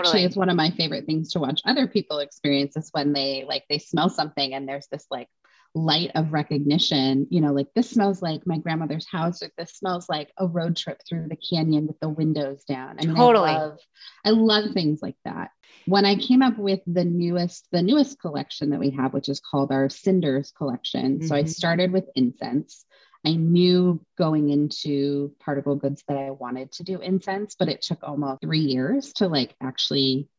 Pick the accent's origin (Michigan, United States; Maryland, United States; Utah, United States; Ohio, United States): Utah, United States; also born or lived in Washington / Idaho; I grew up in Utah and then Washington and then Idaho. All very different.